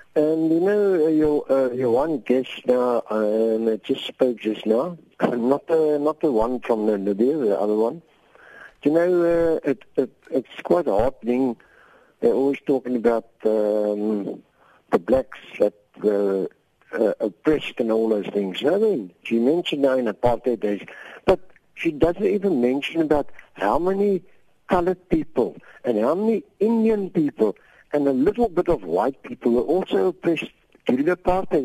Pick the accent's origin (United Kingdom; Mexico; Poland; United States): Poland; now in Cape Town, South Africa; I'm from Poland